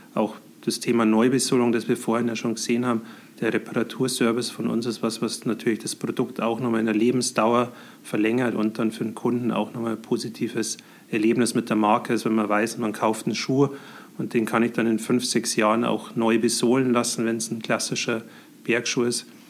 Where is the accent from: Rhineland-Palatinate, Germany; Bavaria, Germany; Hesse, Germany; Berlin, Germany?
Bavaria, Germany; Scheyern; also born or lived in Heilbronn / Munich; Ich komme aus äh, Scheiern, das ist im Landkreis Pfaffenhofen. Äh, bin hier auch aufgewachsen